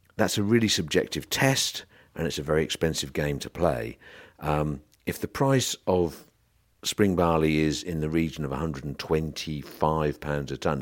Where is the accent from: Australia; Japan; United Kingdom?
United Kingdom; South Norfolk, East of England; I was Born in South Norfolk